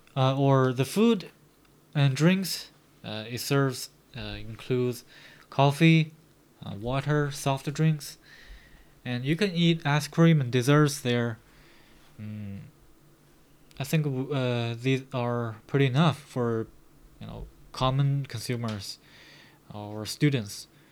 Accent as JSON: {"language": "English", "town": "Baoding", "region": "Hebei", "country": "China", "tie": "born or raised there", "second_language": "English", "said": "My hometown is located in uh, Baoding City in Hebei Province"}